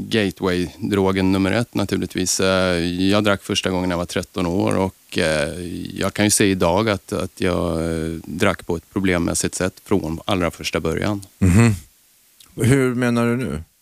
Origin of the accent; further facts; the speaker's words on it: Östersund, Jämtland, Sweden; I Östersund.